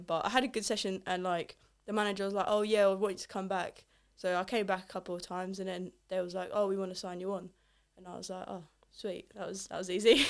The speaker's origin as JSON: {"language": "English", "region": "England", "country": "United Kingdom", "tie": "born or raised there", "also_born_or_lived": "Italy", "said": "I'm not from England, obviously. I'm Polish and Italian, so a bit of a mix. Um, moved here when I was, like, three from Italy"}